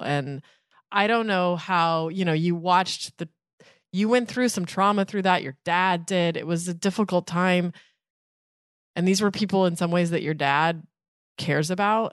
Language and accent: English; Vona, Colorado, United States; It was my hometown church